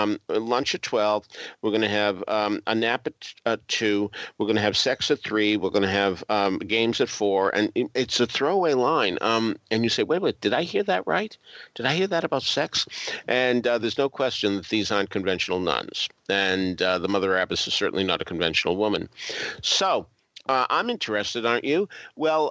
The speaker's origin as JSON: {"language": "English", "town": "Boston", "region": "Massachusetts", "country": "United States", "tie": "born or raised there", "also_born_or_lived": "Baltimore", "moved": "yes", "said": "I grew up in Boston"}